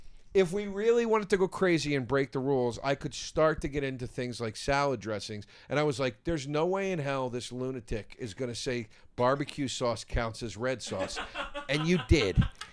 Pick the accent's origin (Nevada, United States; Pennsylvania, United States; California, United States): Pennsylvania, United States; Philadelphia; I'm not from New York, I'm from Philly.